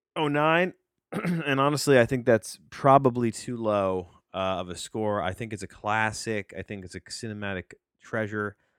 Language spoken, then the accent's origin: English; New Jersey, United States; I'm a kid from New Jersey and, and, uh, who grew up on six sixty at W F A N